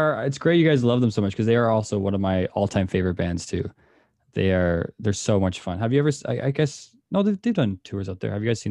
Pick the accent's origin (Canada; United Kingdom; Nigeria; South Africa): Canada; As a Canadian